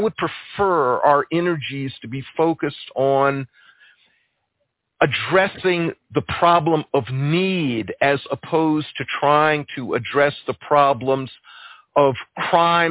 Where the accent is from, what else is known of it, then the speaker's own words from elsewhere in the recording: Columbia, South Carolina, United States; I'm from South Carolina too. I was born in 1954 in Columbia, South Carolina